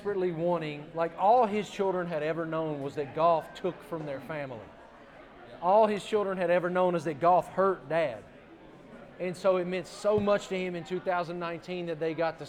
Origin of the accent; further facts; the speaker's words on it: Appalachia, United States; It's where we're from. I grew up in Appalachia